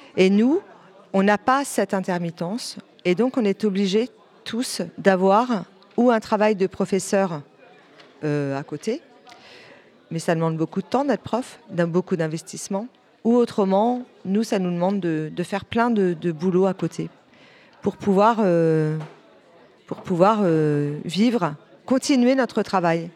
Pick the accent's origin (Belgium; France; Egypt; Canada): France; a small town in Calvados, near Caen, Normandy; now in Lion-sur-Mer, France; je viens d'une petite ville du Calvados, pas très loin de Caen